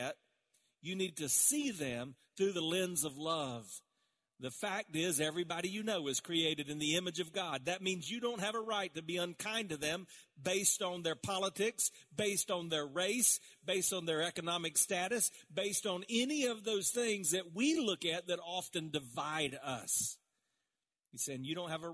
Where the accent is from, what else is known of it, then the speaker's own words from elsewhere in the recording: South Carolina, United States; I grew up around in South Carolina